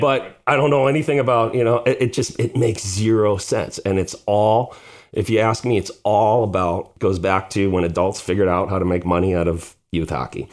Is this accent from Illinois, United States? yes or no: yes; Chicago, Illinois, United States; we grew up on the South Side here in Beverly